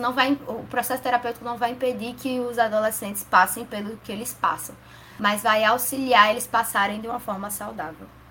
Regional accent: Natal, Rio Grande do Norte, Brazil; eu sou de Natal, Rio Grande do Norte

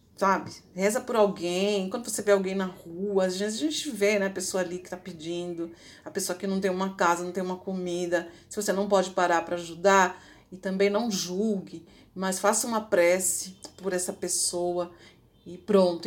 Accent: Ribeirão Pires, São Paulo, Brazil; eu onde eu morava ali, Ribeirão Pires, quem é dali, minha cidade natal

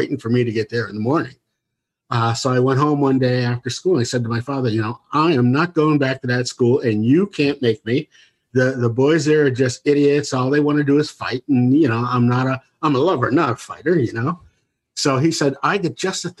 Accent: Boston, Massachusetts, United States; now in Halifax, Canada; I was born here in Halifax, but I moved to Boston when I was six.

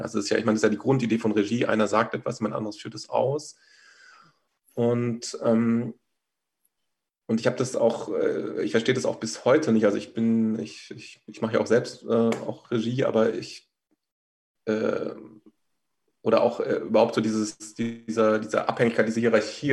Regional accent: Rhineland-Palatinate, Germany; moved away as an adult; also born or lived in Berlin; ich bin so in der Pfalz auf dem Land aufgewachsen

